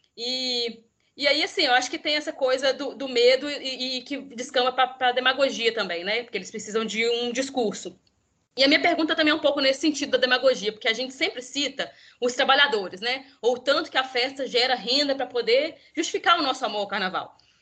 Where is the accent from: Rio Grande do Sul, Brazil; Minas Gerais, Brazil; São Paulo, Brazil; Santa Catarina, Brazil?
Minas Gerais, Brazil; eu sou mineira, então vou falar um pouco da capital mineira, apesar de não conhecer o carnaval de BH, eu sou do interior